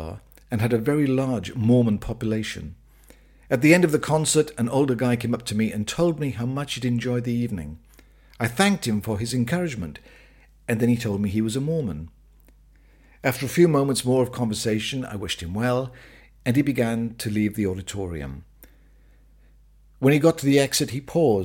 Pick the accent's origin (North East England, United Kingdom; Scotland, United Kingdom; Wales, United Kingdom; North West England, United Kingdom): Wales, United Kingdom; When I was growing up in Wales, our family were members of the local Pentecostal church